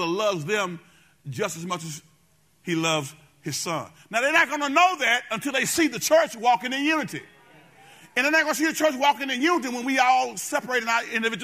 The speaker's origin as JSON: {"language": "English", "town": "Benton", "country": "United States", "said": "I'm from Benton"}